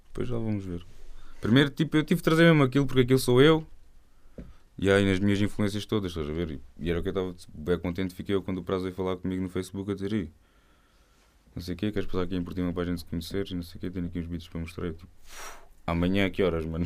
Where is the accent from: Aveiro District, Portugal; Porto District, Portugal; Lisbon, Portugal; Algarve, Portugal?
Algarve, Portugal; Eu sou do Algarve.